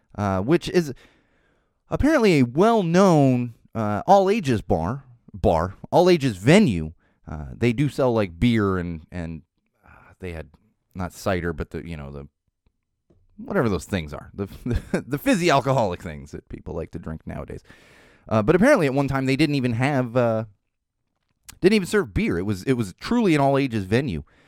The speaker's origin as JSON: {"language": "English", "town": "San Diego", "region": "California", "country": "United States", "tie": "born or raised there", "said": "I was growing up in San Diego in the nineties"}